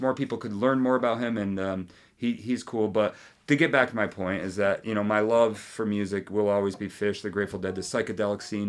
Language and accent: English; northern New York, United States; also born or lived in Boston; growing up on the border, my hometown's a half an hour south of Montreal